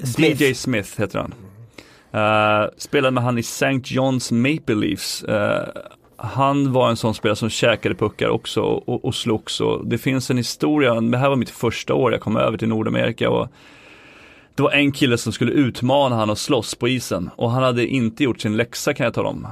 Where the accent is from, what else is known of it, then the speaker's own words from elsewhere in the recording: Sweden; moved away as an adult; jag var svensk